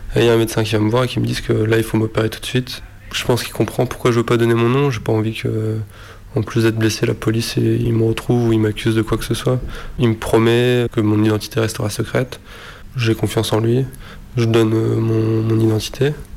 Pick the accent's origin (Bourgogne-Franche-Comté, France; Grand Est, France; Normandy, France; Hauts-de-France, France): Hauts-de-France, France; Lille; Je viens de Lille